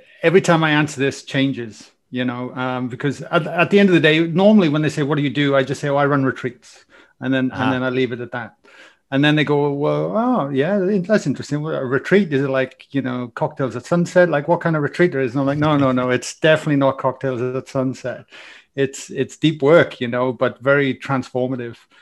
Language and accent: English; Wales, United Kingdom; accent: Welsh; now in Australia; I've got a Welsh accent, so I come from Wales.